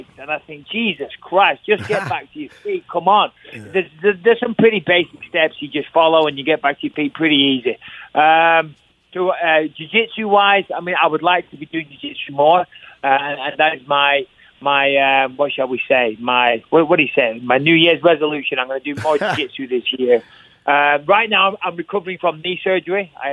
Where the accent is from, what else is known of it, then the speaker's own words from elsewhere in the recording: England, United Kingdom; I'm English